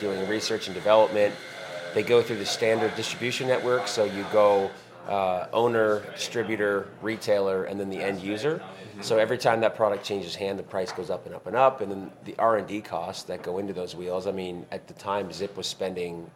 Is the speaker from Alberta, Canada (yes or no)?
no; Dartmouth, Nova Scotia, Canada; moved away as an adult; now in Las Vegas, United States; We're identical twin brothers. We were born and raised in Dartmouth, Nova Scotia, Canada.